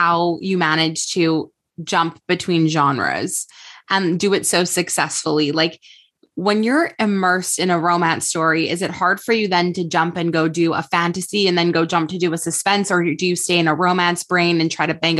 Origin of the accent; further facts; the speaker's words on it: Montreal, Quebec, Canada; now in Toronto, Canada; I'm from Montreal, but I've been living in Toronto for the last 10 years.